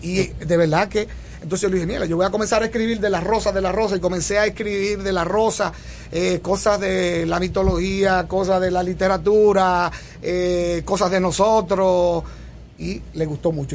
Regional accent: Barahona, Dominican Republic; moved away as an adult; yo nací en Barahona y vine a la universidad a los 17 años

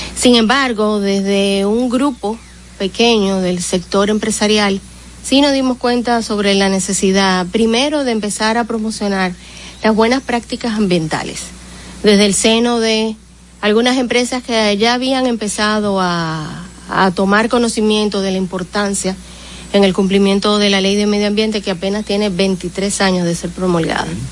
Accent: Dominican Republic; como dominicanos

